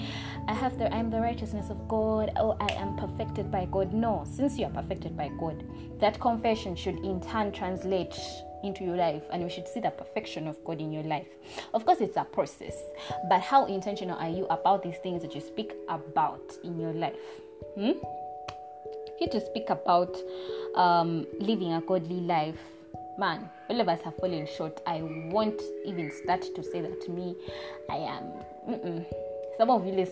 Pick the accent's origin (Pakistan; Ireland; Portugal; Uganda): Uganda; we're not exactly American accent speakers in Uganda. We're British English